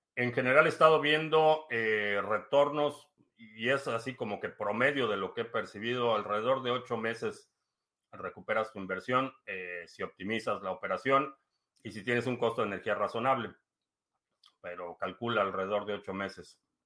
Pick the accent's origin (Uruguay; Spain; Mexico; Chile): Mexico; now in United States; nací en México, eh, vivo en Estados Unidos